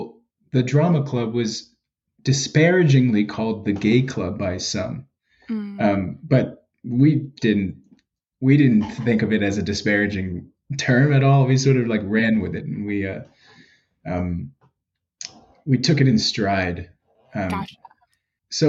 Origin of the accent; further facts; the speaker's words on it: New York City, New York, United States; now in Philadelphia, United States; I'm from the Bronx